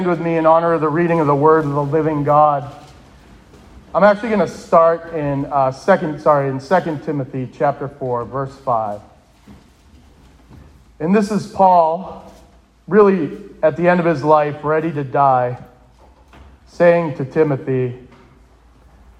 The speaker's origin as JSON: {"language": "English", "town": "Bridgewater", "region": "Massachusetts", "country": "United States", "tie": "born or raised there", "said": "I grew up in Bridgewater. I was your typical New England Roman Catholic."}